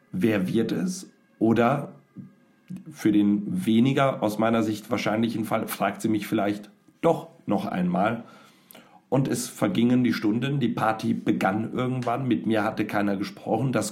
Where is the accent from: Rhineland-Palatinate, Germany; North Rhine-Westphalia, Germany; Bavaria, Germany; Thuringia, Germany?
North Rhine-Westphalia, Germany; Ich komme aus Nordrhein-Westfalen